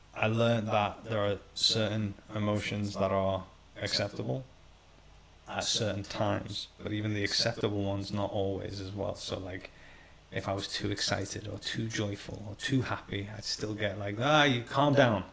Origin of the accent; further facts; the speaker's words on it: Iran; Middle Eastern background, so I was born in Iran